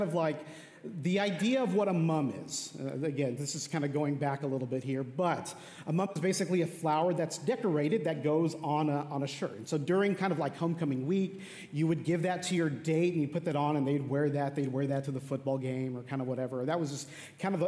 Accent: El Paso, Texas, United States; moved away as an adult; also born or lived in Dallas-Fort Worth, Texas; I grew up in a town called El Paso

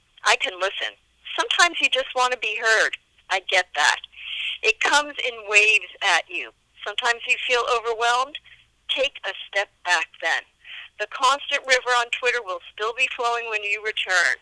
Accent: New York, United States; I was born and bred in New York.

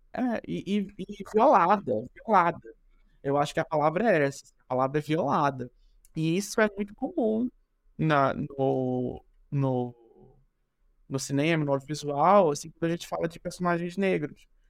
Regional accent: Recife, Pernambuco, Brazil; now in São Paulo, Brazil; Eu sou de pernambucano de Recife

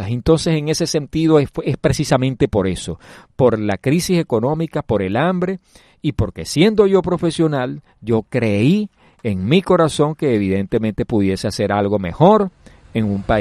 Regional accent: Maracaibo, Zulia, Venezuela; moved away; yo soy de la ciudad de Maracaibo, del estado Zulia, eh, es una ciudad fronteriza

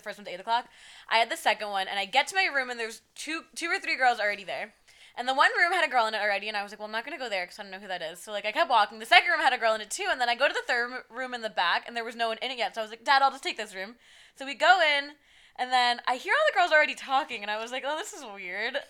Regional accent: New Jersey, United States; I'm from North Jersey

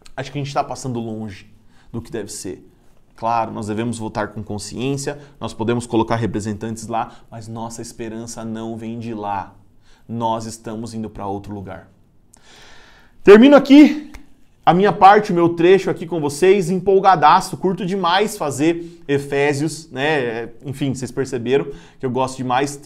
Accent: Brazil; nós somos agraciados como brasileiros

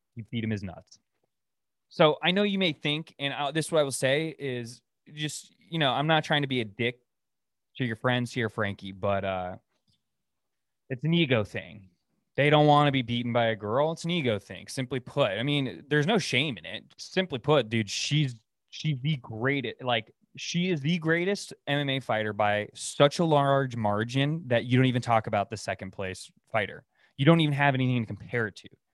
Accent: Oregon, United States; moved away as an adult; now in Dallas, United States; we're new to Dallas and they know we're from Oregon

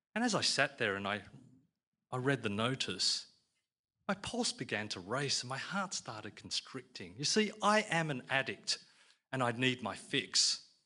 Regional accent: Australia; I'm an Aussie Chinaman

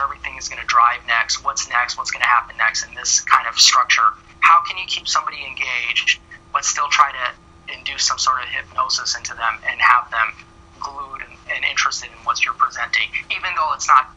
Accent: West Coast, United States; also born or lived in Iran; I was raised in West Coast.

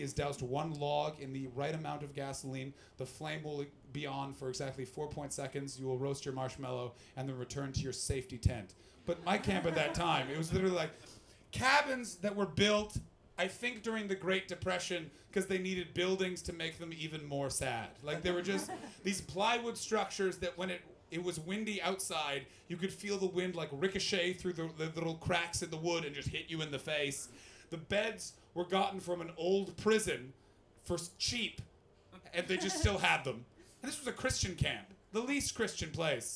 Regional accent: Ottawa, Ontario, Canada; I'm from Ottawa, which is, it's the most diverse climate of any place in the world

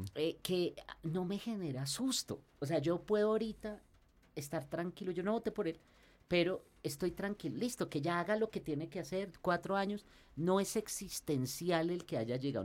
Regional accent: Colombia; como los colombianos

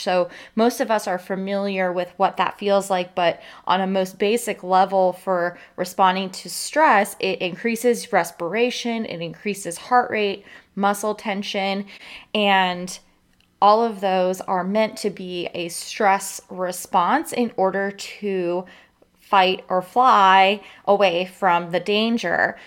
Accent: Florida, United States; living in and growing up in Florida

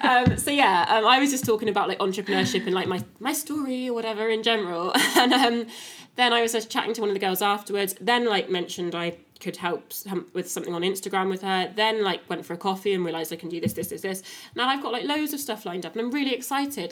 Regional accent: Wiltshire, South West England, United Kingdom; also born or lived in Cardiff; now in Newport, United Kingdom; I'm from Wiltshire, moved to Cardiff, um, live in Newport now

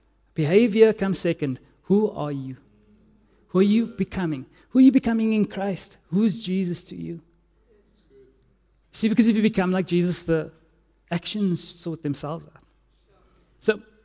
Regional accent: Cape Town, Western Cape, South Africa; I'm from Cape Town

